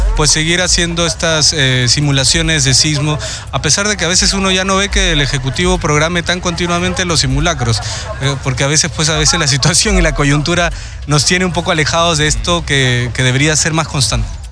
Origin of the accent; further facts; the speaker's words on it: Ica, Peru; como iqueño, pues yo soy de Ica